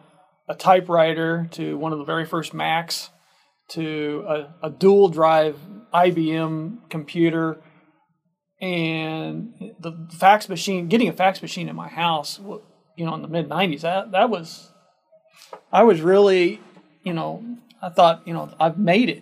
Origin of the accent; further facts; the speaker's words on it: Illinois, United States; moved away as an adult; also born or lived in Edwardsville / Connecticut / Miami / Evansville; my hometown in Illinois